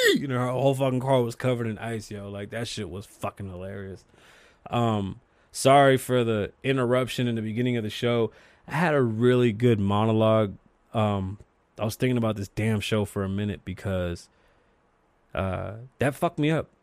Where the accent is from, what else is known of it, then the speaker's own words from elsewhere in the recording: New York City, New York, United States; I'm from the Bronx, New York